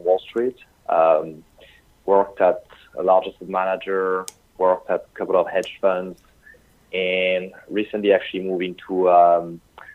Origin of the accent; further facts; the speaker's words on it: France; English is a second language; moved away as an adult; also born or lived in United Kingdom; I'm sure you can tell by my accent. So I come from France.